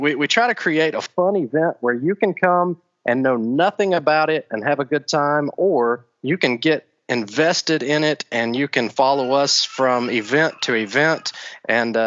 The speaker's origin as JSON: {"language": "English", "town": "Tullahoma", "region": "Tennessee", "country": "United States", "said": "I am actually from Tullahoma, Tennessee"}